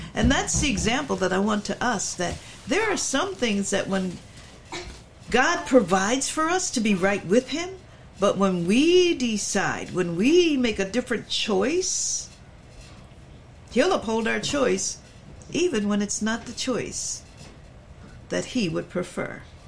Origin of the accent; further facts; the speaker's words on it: Philadelphia, Pennsylvania, United States; I'm from Philly